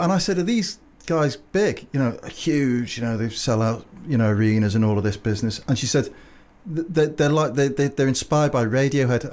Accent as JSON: {"language": "English", "town": "Liverpool", "region": "North West England", "country": "United Kingdom", "said": "I'm from Liverpool"}